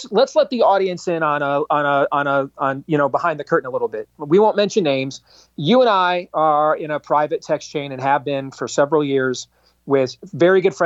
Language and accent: English; Michigan, United States; moved away; I grew up in Michigan